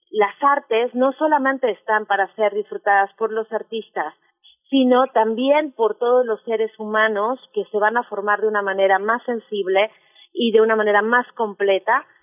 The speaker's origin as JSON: {"language": "Spanish", "country": "Mexico", "said": "yo partí de una idea que era eh, cómo nos ven a los mexicanos, qué somos realmente los mexicanos."}